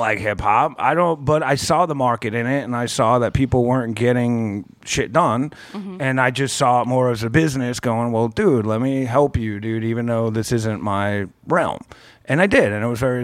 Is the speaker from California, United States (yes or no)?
no; New York, United States; growing up in New York